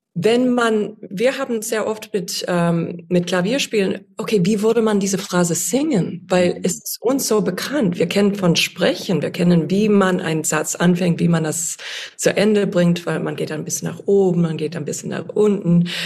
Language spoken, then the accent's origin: German; United States; accent: American; German is a second language; moved away; ich hoffe, dass mein amerikanischer Akzent nicht so stark ist